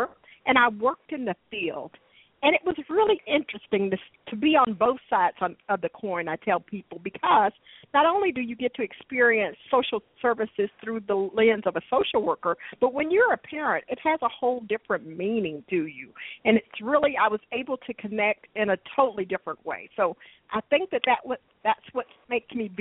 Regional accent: Dallas, Texas, United States; I was born and raised here in Dallas

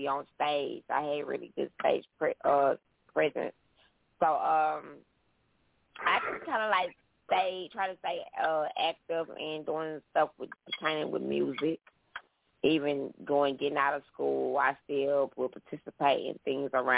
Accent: Shreveport, Louisiana, United States; I'm from Louisiana, Shreveport, Louisiana's original ratchet city

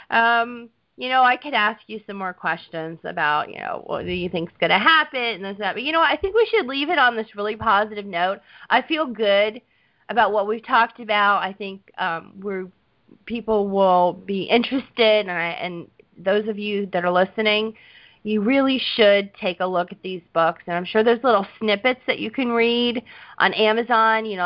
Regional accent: Southern United States, United States; accent: Southern; My southern accent came out, and I'm like, argon.

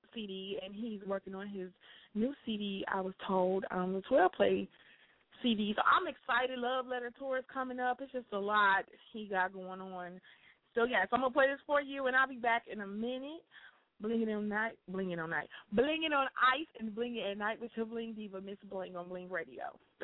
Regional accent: Chicago, Illinois, United States; moved away as an adult; now in Indiana, United States; I am born and raised in Chicago. I've been doing the show in Chicago since I started on the west side, and I just relocated in October to Indiana

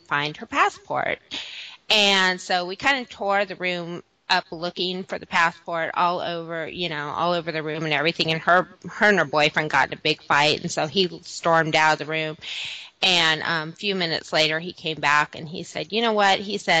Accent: Southern California, United States; I'm originally from Southern California

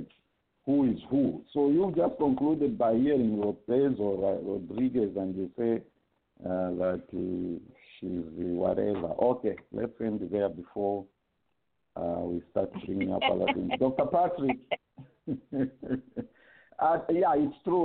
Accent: Copperbelt Province, Zambia; moved away; I'm a son of a Bemba woman from Mporokoso and the Tumbuka man, born and bred on the Copper Belt

